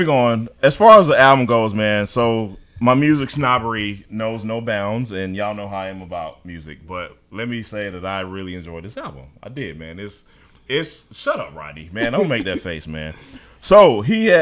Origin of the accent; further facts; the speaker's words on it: Charlotte, North Carolina, United States; I'm from Batesville Road.